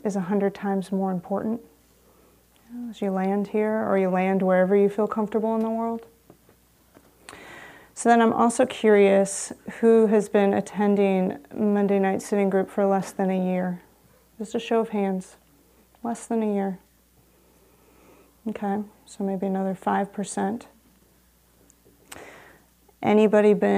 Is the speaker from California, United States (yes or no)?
yes; San Rafael, California, United States; I grew up in San Rafael